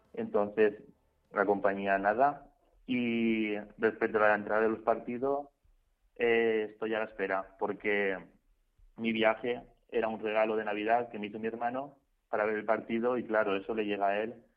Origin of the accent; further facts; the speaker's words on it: Valencia, Valencian Community, Spain; yo soy de Valencia